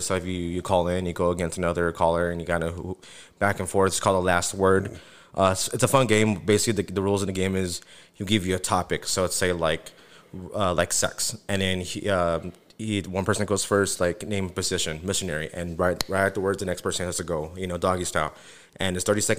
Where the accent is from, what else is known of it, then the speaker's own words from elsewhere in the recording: Tucson, Arizona, United States; I'm from Tucson, Stacks in Tucson